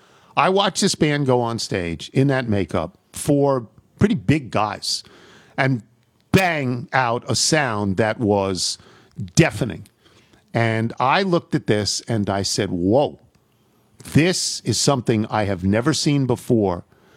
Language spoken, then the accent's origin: English; Normal, Illinois, United States; now in Charlotte, United States; I grew up in Normal, Illinois, which is the hometown of Dave Kindred, I add. So we were